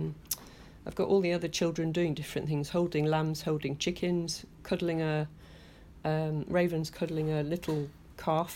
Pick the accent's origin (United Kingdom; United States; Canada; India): United Kingdom; Leeds, Yorkshire and the Humber; moved away as an adult; also born or lived in London; now in Harrogate, United Kingdom; I'm from Leeds originally, and my mum lived up here